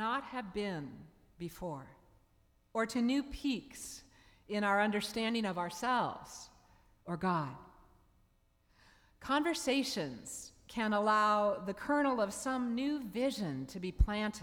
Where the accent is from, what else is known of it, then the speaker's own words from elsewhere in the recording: Seattle, Washington, United States; the church where I grew up in Seattle, Bethel Presbyterian Church